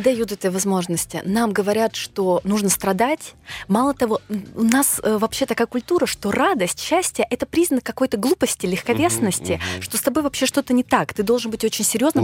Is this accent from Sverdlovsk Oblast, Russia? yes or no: yes; Nizhny Tagil, Sverdlovsk Oblast, Russia; я родилась в Нижнем Тагиле, у меня папа армянин, мама азербайджанка